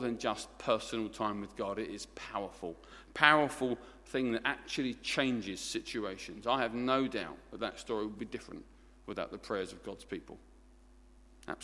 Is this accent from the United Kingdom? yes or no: yes; Essex, East of England, United Kingdom; accent: Essex; My native tongue is Essex, and we speak our own language down there in it